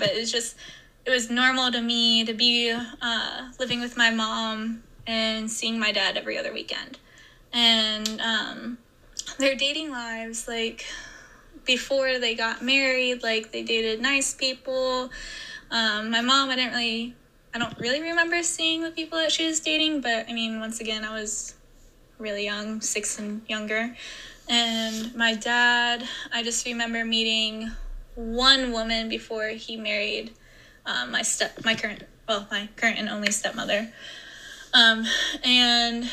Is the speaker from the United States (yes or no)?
yes; Ohio, United States; also born or lived in Indiana; I grew up in Ohio and partially Indiana as well